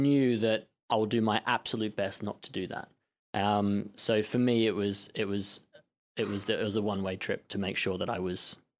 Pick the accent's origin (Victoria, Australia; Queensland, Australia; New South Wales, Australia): Victoria, Australia; Melbourne; moved away as an adult; now in London, United Kingdom; born and bred in Australia, in Melbourne.